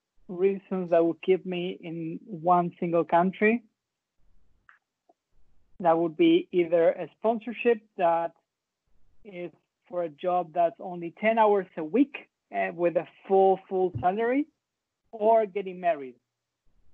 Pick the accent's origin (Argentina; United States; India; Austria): Argentina; moved away as an adult; also born or lived in Canada; I lived in Argentina until I was 25, but I never liked it